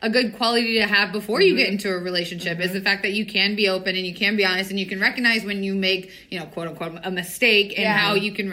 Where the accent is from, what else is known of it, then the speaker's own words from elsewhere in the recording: Tampa, Florida, United States; I'm from Tampa